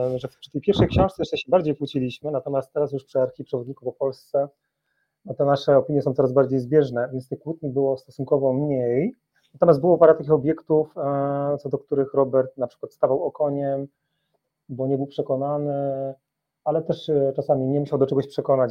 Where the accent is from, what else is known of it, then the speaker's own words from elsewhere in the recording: Silesian Voivodeship, Poland; moved away as an adult; now in Warsaw, Poland; Od 10 lat e, mieszkam w Warszawie, natomiast jestem górnoślązakiem, y, dumnym z tego, skąd pochodzę